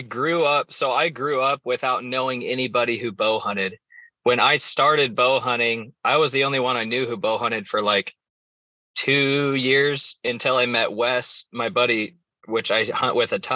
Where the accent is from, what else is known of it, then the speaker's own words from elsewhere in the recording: just south of Lincoln, Nebraska, United States; I'm from Nebraska, just south of Lincoln.